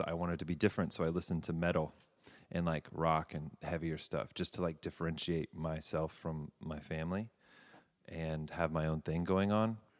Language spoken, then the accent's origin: English; Davidson, North Carolina, United States; moved away as an adult; also born or lived in Savannah, Georgia / California / New York; I, uh, grew up, um, in North Carolina